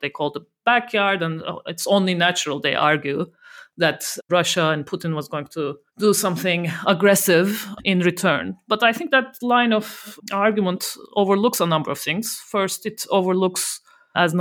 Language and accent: English; Turkey; moved away; I'm originally from Turkey